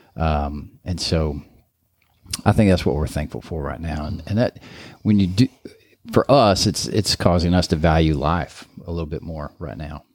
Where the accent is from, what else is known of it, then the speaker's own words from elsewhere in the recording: Kansas City, Missouri, United States; growing up in Kansas City